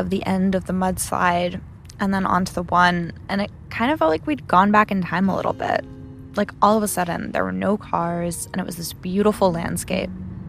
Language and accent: English; New York, United States; moved away; I grew up in New York, and I don't know much about California.